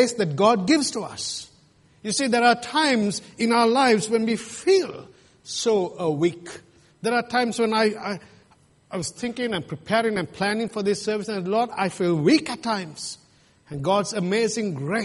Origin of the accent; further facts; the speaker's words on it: Sri Lanka; moved away; Where I come from Sri Lanka